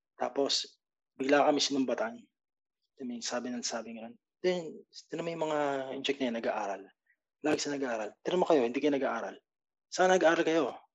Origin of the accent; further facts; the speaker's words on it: Philippines; moved away; Pilipino ako